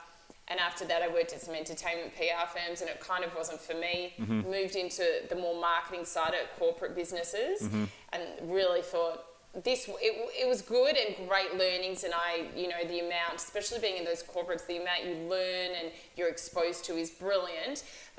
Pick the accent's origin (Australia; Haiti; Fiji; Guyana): Australia; Melbourne, Victoria; I'm Australian. I've lived in Melbourne my whole life.